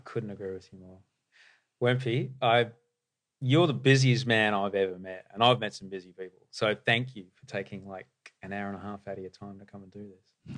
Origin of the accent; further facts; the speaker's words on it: Australia; growing up in Australia